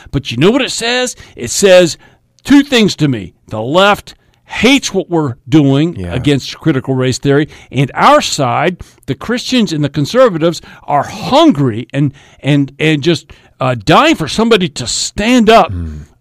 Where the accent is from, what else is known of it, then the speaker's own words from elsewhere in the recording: Oklahoma, United States; I'm from Oklahoma. used to live in West Virginia.